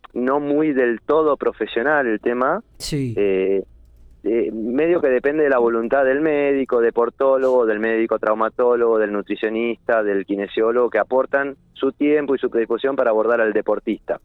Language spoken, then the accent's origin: Spanish; General Pico, La Pampa, Argentina; moved away as an adult; yo desde que vine a Pico en el año 2000, que soy de Pico, pero desde que me recibí volví